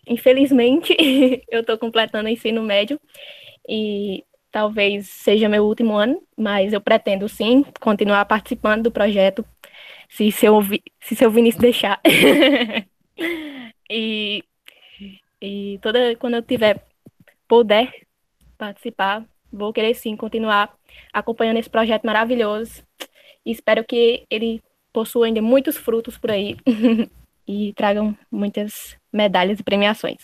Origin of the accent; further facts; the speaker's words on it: Malta, Paraíba, Brazil; eu que sou de Malta